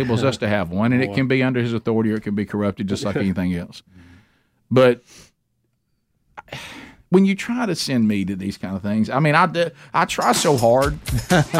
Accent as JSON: {"language": "English", "town": "Oxford", "region": "Alabama", "country": "United States", "tie": "born or raised there", "said": "our hometown of Oxford, Alabama"}